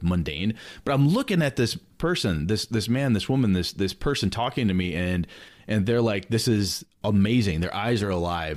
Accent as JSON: {"language": "English", "town": "Wausau", "region": "Wisconsin", "country": "United States", "tie": "born or raised there", "also_born_or_lived": "Madison, Wisconsin", "said": "I'm actually back in my hometown of Wausau now, but I moved from Wausau to Madison for college."}